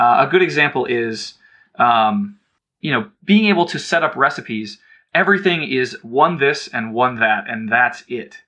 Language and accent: English; Cleveland, Ohio, United States; I grew up in Cleveland